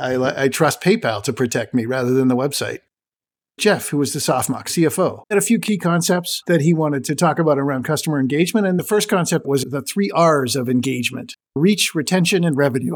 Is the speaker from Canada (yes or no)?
yes; Canada; As a Canadian myself